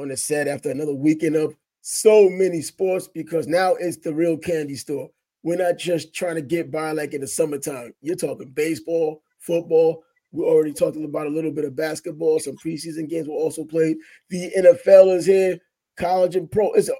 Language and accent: English; New York, United States; as a New Yorker